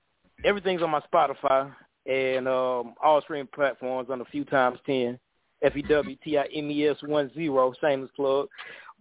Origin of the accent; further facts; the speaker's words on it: Atlanta, Georgia, United States; I'm from Atlanta